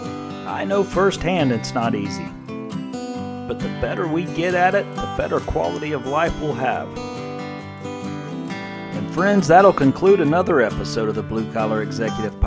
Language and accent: English; East Coast, United States; I'm in real estate, but I'm from the East Coast